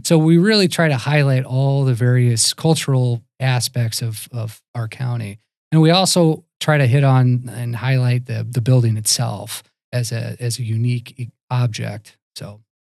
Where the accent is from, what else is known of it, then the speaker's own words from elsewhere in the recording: St. Louis, Missouri, United States; moved away as an adult; also born or lived in Virginia; now in Wisconsin, United States; I myself grew up out of Saint Louis, Missouri